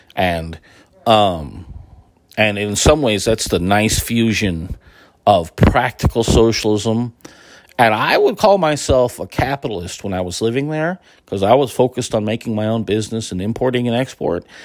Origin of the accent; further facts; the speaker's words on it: United States; moved away as an adult; I'm American